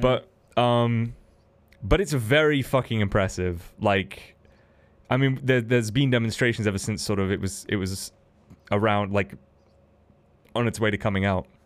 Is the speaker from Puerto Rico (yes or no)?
no; United Kingdom; Not because I'm a British man